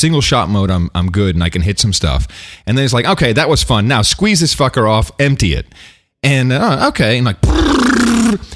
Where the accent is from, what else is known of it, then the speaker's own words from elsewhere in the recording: United States; I'm American